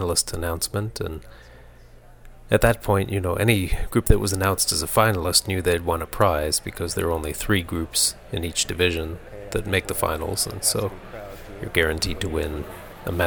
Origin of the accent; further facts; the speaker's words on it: Lexington, Kentucky, United States; my hometown of Lexington, Kentucky